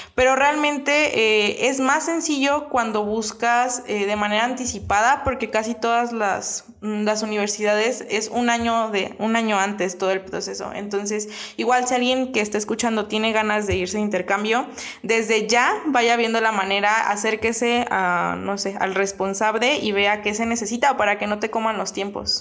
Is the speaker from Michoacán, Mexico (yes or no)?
yes; Angamacutiro, Michoacán, Mexico; also born or lived in Madrid; now in Querétaro, Mexico; Soy de un pueblito bastante pequeño eh, en Michoacán.